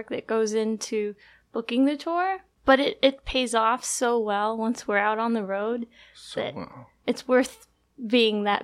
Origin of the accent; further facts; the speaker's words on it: California, United States; moved away; I'm originally from California, so it was a chance for me to go home and see my dog and my mom